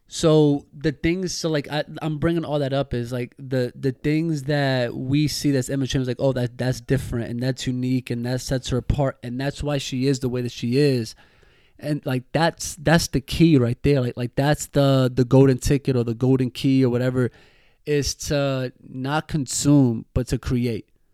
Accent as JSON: {"language": "English", "country": "United States", "said": "us that we're from the States"}